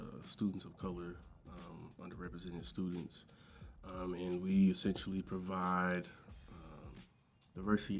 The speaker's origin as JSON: {"language": "English", "town": "Longview", "region": "Texas", "country": "United States", "moved": "as an adult", "lives_now": "Oklahoma City, United States", "said": "I'm originally from Longview, Texas, proud of it"}